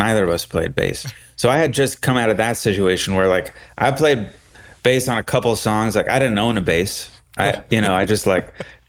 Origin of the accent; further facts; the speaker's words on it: Marin County, California, United States; moved away as an adult; now in Los Angeles, United States; I'm from LA. I was born here. And when I was 8 or so, my family moved up to the Bay Area, to Marin County. And that's where I went to high school.